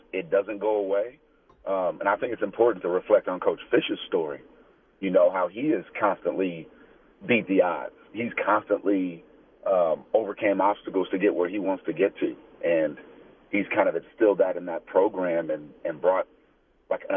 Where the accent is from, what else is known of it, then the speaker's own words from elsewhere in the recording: Tucson, Arizona, United States; being born and raised in Tucson, I've seen it